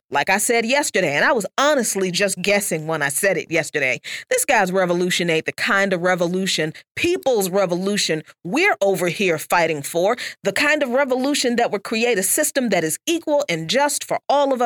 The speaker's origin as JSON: {"language": "English", "region": "the South", "country": "United States", "said": "I'm from the South"}